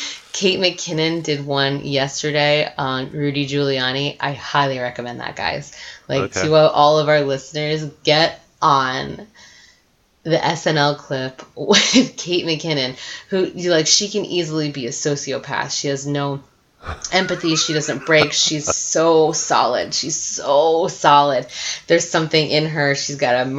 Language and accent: English; Virginia, United States; now in Westbrook, United States; my family's Italian, but I grew up in Virginia